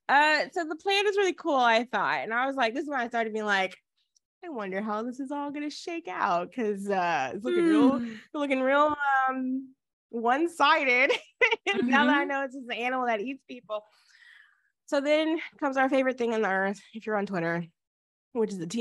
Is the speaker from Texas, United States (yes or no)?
yes; Texas, United States; moved away; We live there because it's our home. I'm not there currently, but it's home to me